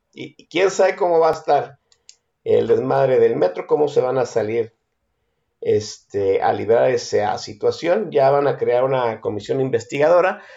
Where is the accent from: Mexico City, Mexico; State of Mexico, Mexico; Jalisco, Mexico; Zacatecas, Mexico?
Jalisco, Mexico; Guadalajara; yo como tapatío